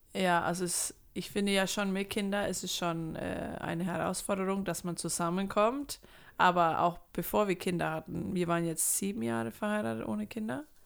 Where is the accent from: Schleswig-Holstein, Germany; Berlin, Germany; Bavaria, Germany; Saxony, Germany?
Bavaria, Germany; Würzburg; Ich komme aus Würzburg und mache Musik